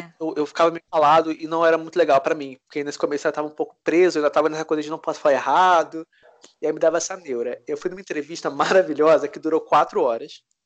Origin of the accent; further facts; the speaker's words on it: Brazil; moved away as an adult; also born or lived in United States; now in Paris, France; sou brasileiro, cheguei aqui da França agora, procuro um apartamento